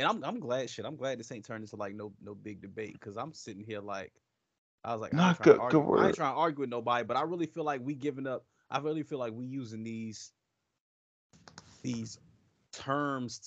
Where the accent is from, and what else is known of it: Washington, District of Columbia, United States; born or raised there